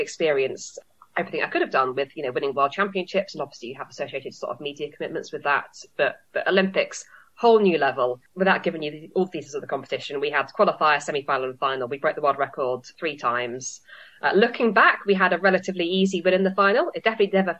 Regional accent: London, United Kingdom; moved away as an adult; also born or lived in Manchester; I am from London. I grew up in Southwest London originally, but then have trained in Manchester for most of my career. I'm now back in London

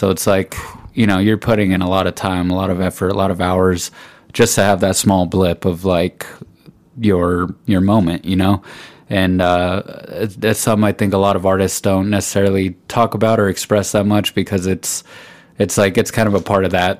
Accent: Pueblo, Colorado, United States; I'm from Pueblo.

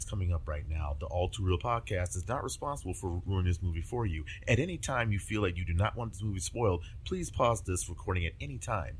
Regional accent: Louisiana, United States; moved away; I'm from Louisiana originally

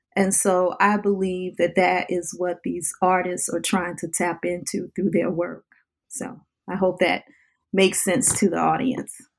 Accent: New Orleans, Louisiana, United States; I lived a life growing up in the New Orleans area

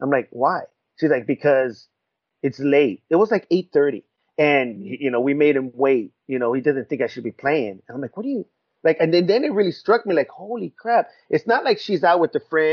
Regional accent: Riverside, California, United States; I'm from Rubido, from Riverside

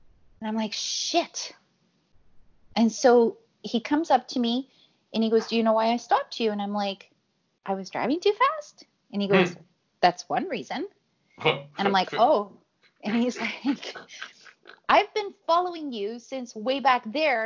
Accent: Chile; moved away; I'm from Chile

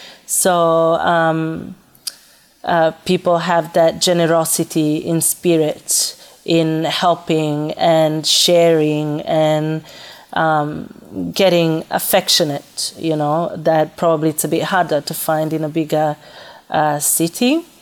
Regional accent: Florence, Tuscany, Italy; moved away as an adult; also born or lived in Calabria / Naples / Milan; now in Australia; But I was born in Calabria, and my family moved to Florence when I was very young, so that's where I grew up.

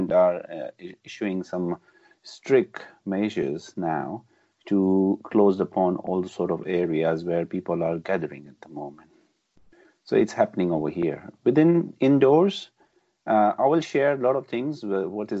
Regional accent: Pakistan; moved away as an adult; also born or lived in Birmingham; now in United Kingdom; been born and brought up in Pakistan

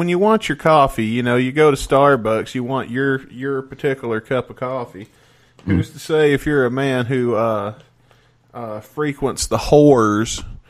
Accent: the South, United States; I'm from the South, which in America is the most patriotic of the areas to be in.

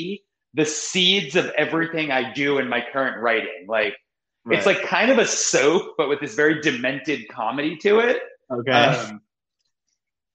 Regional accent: Seattle, Washington, United States; moved away as an adult; also born or lived in New York / Oregon; now in Los Angeles, United States; I was born in New York. I grew up in Seattle mostly

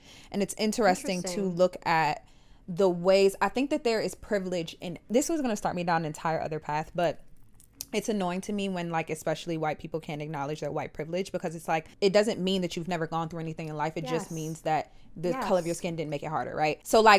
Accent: United States; I can only speak to America because I'm American.

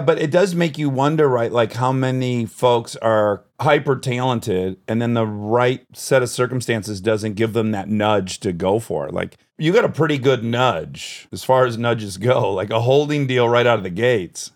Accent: Detroit, Michigan, United States; I grew up in Detroit

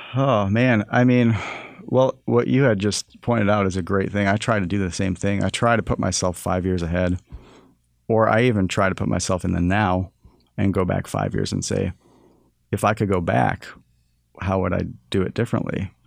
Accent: Toronto, Ontario, Canada; And he moved a family to Toronto, and that's where I was born in Canada.

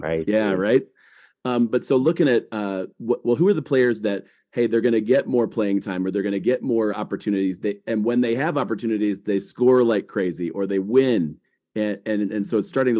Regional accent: Akron, Ohio, United States; I'm from Akron

